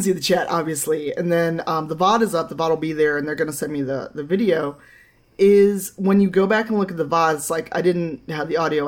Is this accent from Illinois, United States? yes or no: yes; Chicago, Illinois, United States; I grew up in Chicago